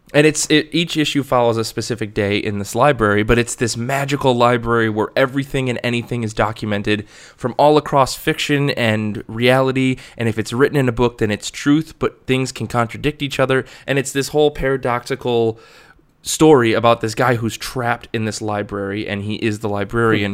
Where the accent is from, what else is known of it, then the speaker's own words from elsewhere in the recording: Michigan, United States; I'm obsessed with my home state